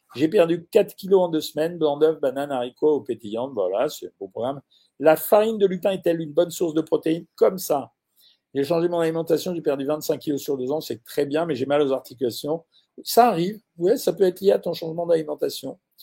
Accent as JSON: {"language": "French", "town": "Orange", "region": "Provence-Alpes-Côte d'Azur", "country": "France", "tie": "born or raised there", "said": "je suis né à Orange"}